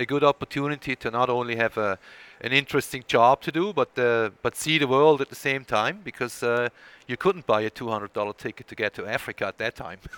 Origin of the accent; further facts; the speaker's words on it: Switzerland; English is a second language; moved away; there is a bit of an accent there uh, when I speak, and that's uh, because I was born and raised in Switzerland